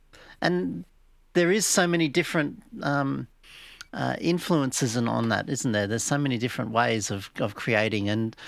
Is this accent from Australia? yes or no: yes; Blue Mountains, New South Wales, Australia; I'm an artist from the Blue Mountains in Australia.